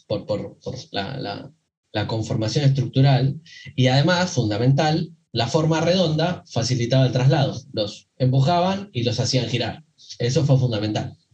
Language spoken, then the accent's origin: Spanish; Buenos Aires Province, Argentina; yo soy eh, acá de, de, Argentina, provincia de Buenos Aires.